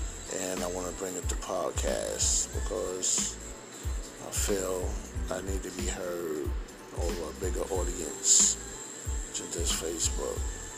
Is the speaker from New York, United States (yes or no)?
yes; New York City, New York, United States; now in South Carolina, United States; I'm from Brooklyn, New York, currently living in South Carolina.